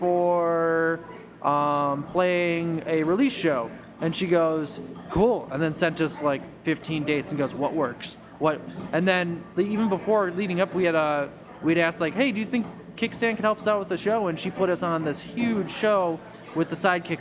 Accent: Chicago, Illinois, United States; I'm from here

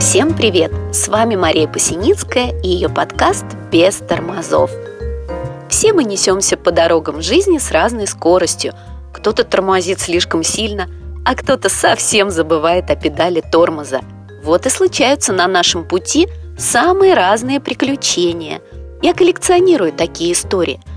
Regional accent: Moscow, Russia; Я родилась и живу в Москве

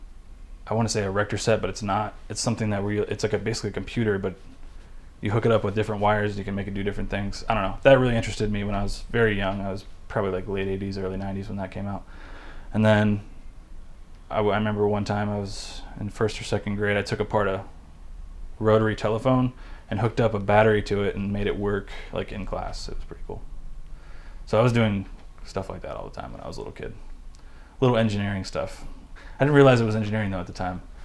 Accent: West Chester, Ohio, United States; I grew up in the Cincinnati area

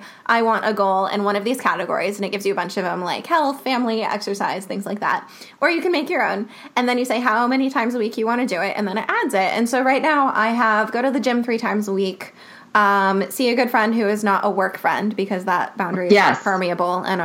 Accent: New York, United States; as a New Yorker

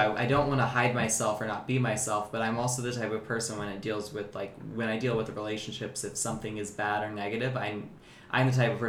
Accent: North Carolina, United States; North Carolina.

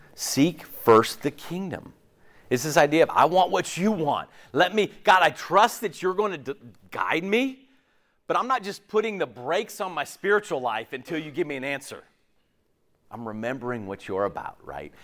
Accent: West Coast, United States; moved away as an adult; also born or lived in Tallahassee, Florida; now in Clemson, United States; I grew up on the West Coast.

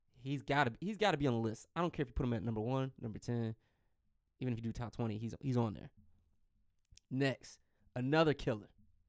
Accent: Detroit, Michigan, United States; I'm from Detroit

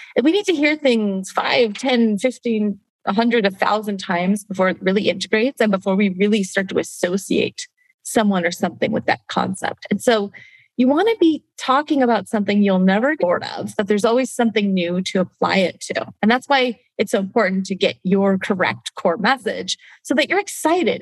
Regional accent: Canada; I'm Canadian, I grew up in Canada

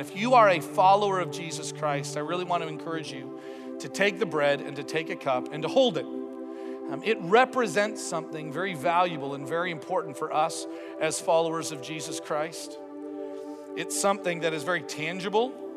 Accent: Toronto, Ontario, Canada; a growing up in Toronto, Ontario experience where I just went to church with my mom and dad for about eighteen years

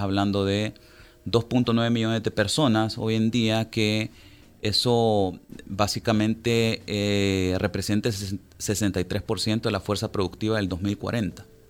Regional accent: El Salvador; somos 6.3 millones de personas viviendo en El Salvador

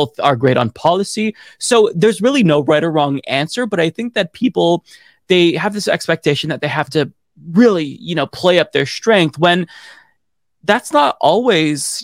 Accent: Oregon, United States; I'm from Oregon.

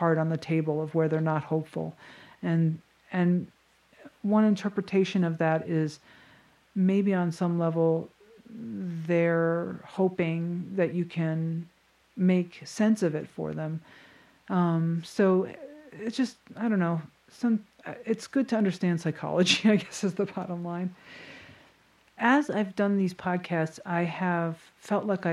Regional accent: a pretty wealthy town in Connecticut, United States; my hometown

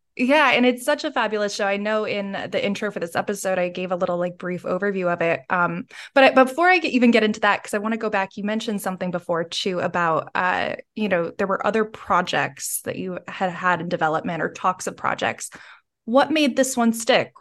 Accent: United States; now in United Kingdom; as an American and now living in the U K

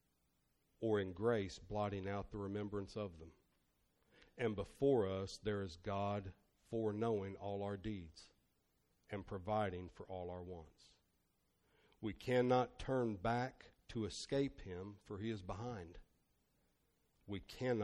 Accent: Northern Kentucky, United States; I'm from Northern Kentucky, so Murray State University was 5.5 hours away

